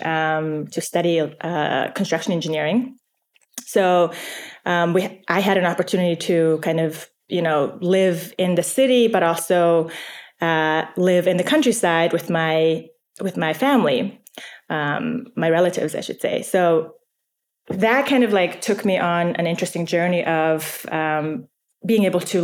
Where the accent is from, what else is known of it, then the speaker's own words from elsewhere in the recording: Mongolia; moved away; I was born and raised in Mongolia